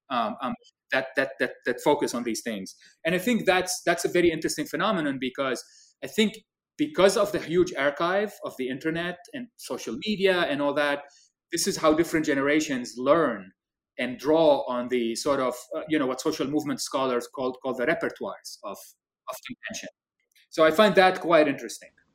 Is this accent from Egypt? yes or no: no; Lebanon; I remember growing up in Lebanon